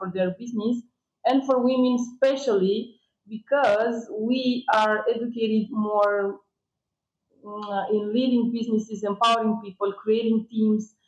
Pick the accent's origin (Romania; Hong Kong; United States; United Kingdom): Romania; it was a minus sometimes to come from Romania